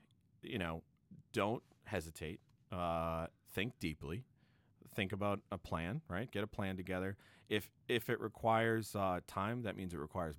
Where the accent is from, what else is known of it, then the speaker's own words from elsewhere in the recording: Quincy, Massachusetts, United States; I'm working with a friend of mine who's a BC High grad, actually, and also a Boston College grad, and we grew up together in Quincy.